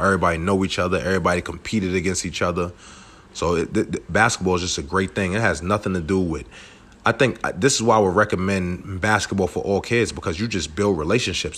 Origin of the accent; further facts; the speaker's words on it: New York City, New York, United States; moved away as an adult; also born or lived in West Virginia; I grew up in Brooklyn, New York